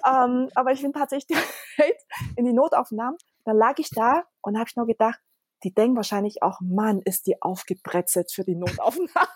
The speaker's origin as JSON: {"language": "German", "town": "Konstanz", "region": "Baden-Württemberg", "country": "Germany", "tie": "born or raised there", "also_born_or_lived": "Taiwan", "second_language": "German", "said": "Ich bin ja in Konstanz und auf der Insel Reichenau aufgewachsen."}